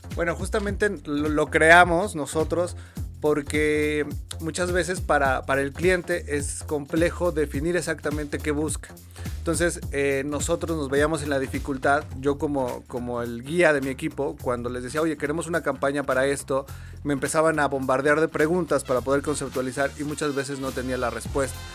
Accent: Puebla, Mexico; moved away as an adult; also born or lived in Mexico City; en Puebla, yo soy de Puebla, no existía la carrera como tal de publicidad

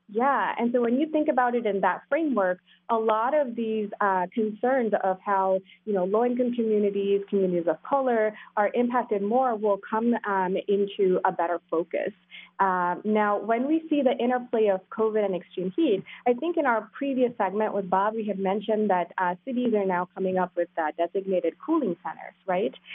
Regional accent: South India, India; moved away; I grew up in India, South India

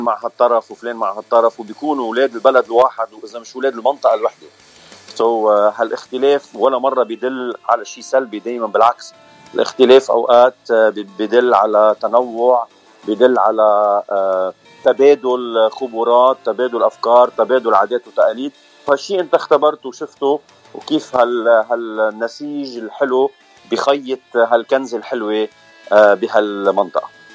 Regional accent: Bikfaya, Mount Lebanon, Lebanon; moved away as an adult; now in North Hollywood, United States; أنا من لبنان من بكفية منطقة بكفية

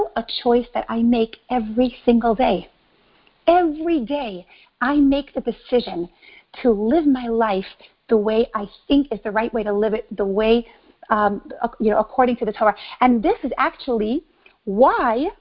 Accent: New York City, New York, United States; moved away as an adult; also born or lived in Israel / Mexico City, Mexico / San Diego, United States; now in Miami, United States; I grew up in New York, Brooklyn, New York, to be exact

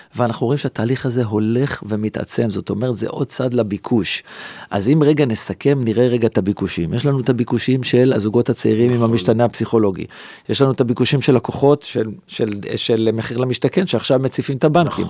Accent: Jerusalem, Jerusalem District, Israel; כל שכונת רמת אשכול שאני גדלתי בה מגיל אפס

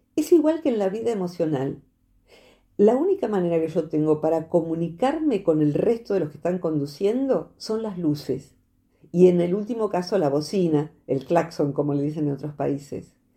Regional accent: Argentina; soy argentina

